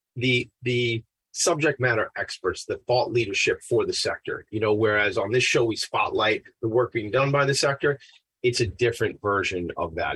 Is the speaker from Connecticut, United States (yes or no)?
no; Long Island, New York, United States; I'm a white man, uh, and I'm 44 years old, and I grew up on Long Island.